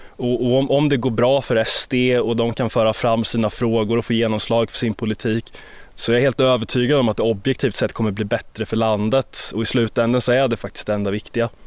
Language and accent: Swedish; Sweden; som svensk